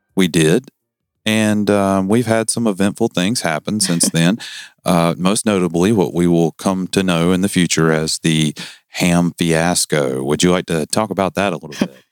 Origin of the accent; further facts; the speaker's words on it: the South, United States; Don't make fun of my accent. I'm from the South. I can't help it.